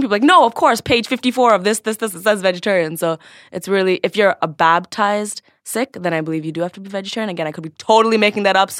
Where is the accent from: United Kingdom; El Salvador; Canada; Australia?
Canada; Scarborough, Ontario; So I was born and raised in Scarborough, which is a pretty ghetto little suburb in...